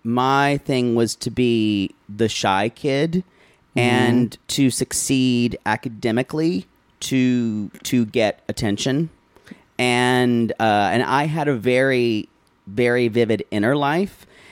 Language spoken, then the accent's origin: English; South Carolina, United States; I was a weird kid growing up in South Carolina, rural South Carolina, upstate rural South Carolina